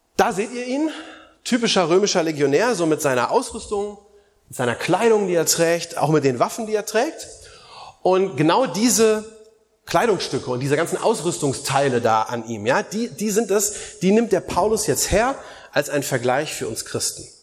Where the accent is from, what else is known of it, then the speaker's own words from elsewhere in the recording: Germany; bei uns in Deutschland